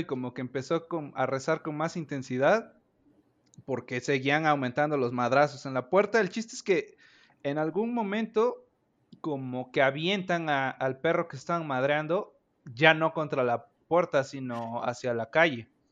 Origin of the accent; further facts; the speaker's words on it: Orizaba, Veracruz, Mexico; yo soy de Orizaba, Veracruz